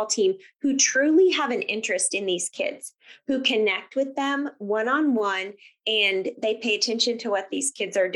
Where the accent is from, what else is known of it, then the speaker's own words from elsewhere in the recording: Grant County, Kansas, United States; also born or lived in Cowley County, Kansas; So I grew up in Grant County